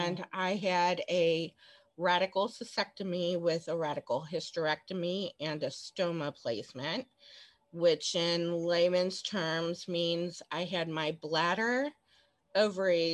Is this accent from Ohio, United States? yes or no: yes; Cincinnati, Ohio, United States; I was born and raised in Cincinnati